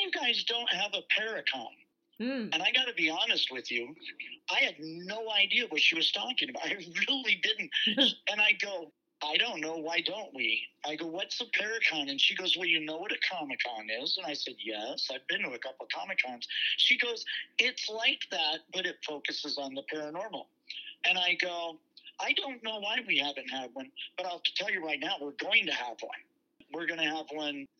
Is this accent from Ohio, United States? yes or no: no; Los Angeles, California, United States; now in Tombstone, United States; I'm originally from the Los Angeles area